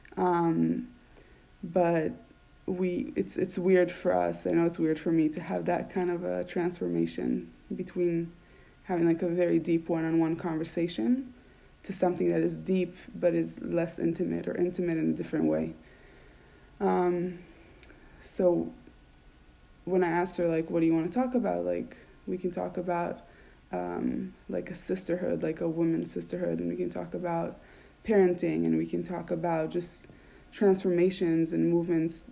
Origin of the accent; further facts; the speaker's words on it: Israel; moved away as an adult; now in United States; the way I grew up in Israel, I grew up Orthodox